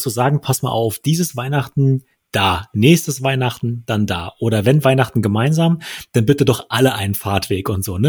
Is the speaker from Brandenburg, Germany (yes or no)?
yes; Wittstock, Brandenburg, Germany; moved away; Wittstock, da wo ich herkomme